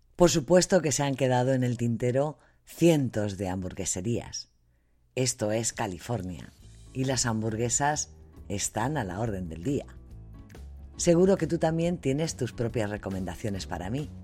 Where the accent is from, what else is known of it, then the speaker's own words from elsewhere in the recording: Madrid, Community of Madrid, Spain; moved away as an adult; now in United States; soy de Madrid. Y por supuesto que como española